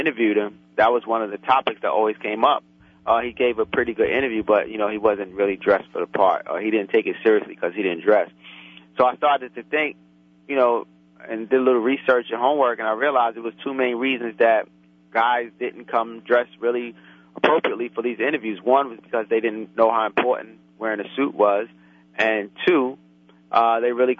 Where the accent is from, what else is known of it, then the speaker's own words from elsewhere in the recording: New York City, New York, United States; I grew up in Brooklyn, raised in Brooklyn, went to school in Brooklyn, college in Brooklyn.